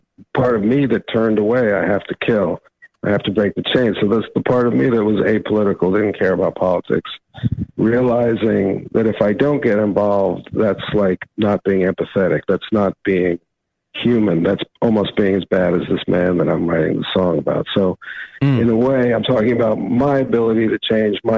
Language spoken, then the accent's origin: English; New York, United States; I'm from New York